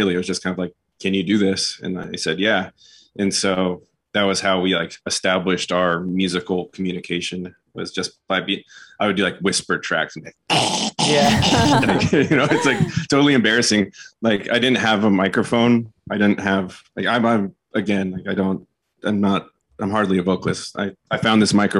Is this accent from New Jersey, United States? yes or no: no; Santa Cruz, California, United States; moved away; I'm from Santa Cruz